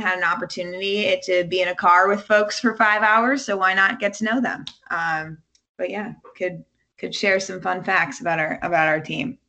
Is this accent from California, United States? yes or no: yes; California, United States; now in DMV area, United States; growing up in California